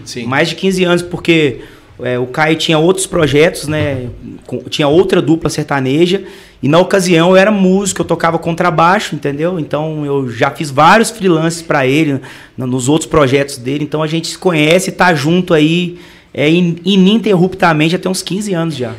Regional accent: Entre Rios de Minas, Minas Gerais, Brazil; moved away; Eu vim de Entre Rios de Minas, é a cidade próxima a Tiradentes, a São João del Rei, é próximo da capital mineira, Belo Horizonte

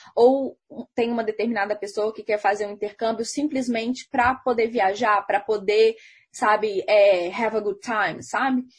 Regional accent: Minas Gerais, Brazil; eu sou de Minas Gerais

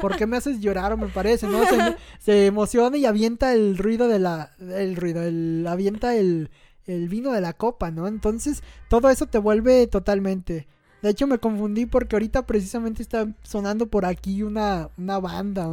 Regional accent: Mexico; como mexicano

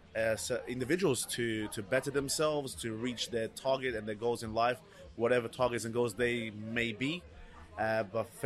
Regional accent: London, United Kingdom; also born or lived in Portugal / Reading, Berkshire; Lived in Portugal till the age of 9, and then came over to England in 1998. Residing in Reading, Berkshire, best part of 2 years, and then came to London, where I've been located now for the past 22 years.

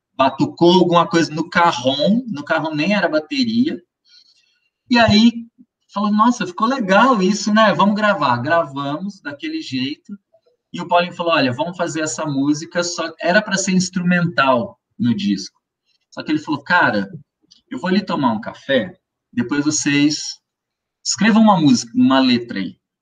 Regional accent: Ribeirão Preto, São Paulo, Brazil; Eu sou do interior de São Paulo, cidade chama-se Ribeirão Preto

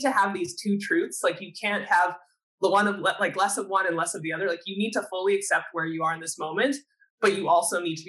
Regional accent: Canada; a Canadian athlete

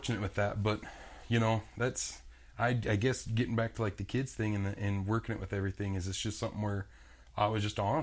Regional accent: Rapid City, South Dakota, United States; it's my hometown, it's where I was born and raised

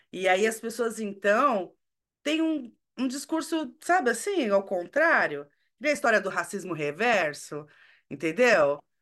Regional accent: São Paulo, Brazil; eu nasci e cresci na Zona Leste

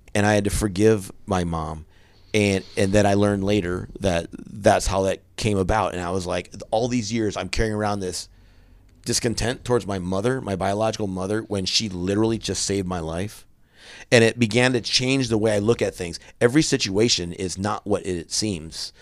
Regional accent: central Wisconsin, United States; moved away; in my hometown, it's it's I come from a town in central Wisconsin that's twenty thousand people in it

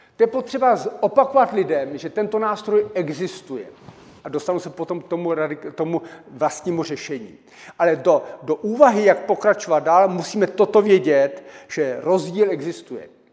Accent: Czechia; Narodil jsem se v Československu a, e, a žiju v České republice

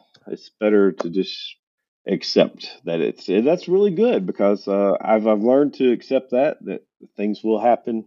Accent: United States; moved away; as an American

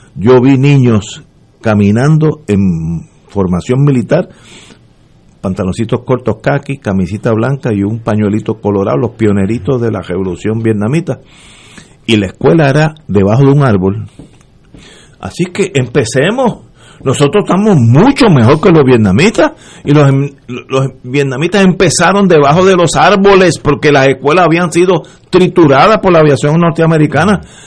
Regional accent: Puerto Rico; como puertorriqueño

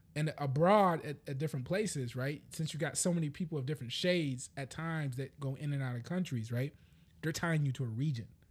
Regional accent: United States; I'm American.

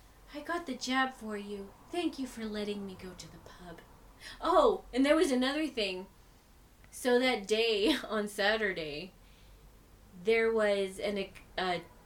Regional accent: Texas, United States; moved away as an adult; now in Ireland; Texas has been open. My home state in my country.

